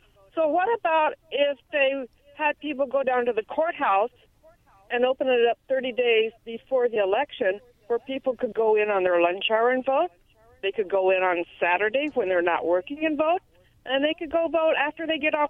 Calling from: Yakima, Washington, United States; Hi, this is … from Yakima.

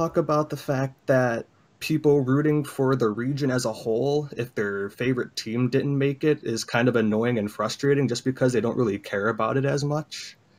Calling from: Illinois, United States; Chicagoland area.

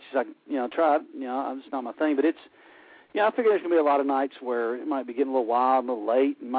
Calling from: Alabama, United States; Close, Alabama.

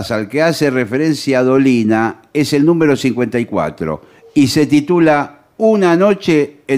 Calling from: La Matanza, Buenos Aires Province, Argentina; de la Matanza.

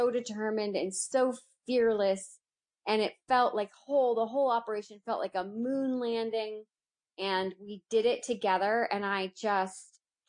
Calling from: Studio City, California, United States; I am in Studio City, California, which is a neighborhood in Los Angeles.

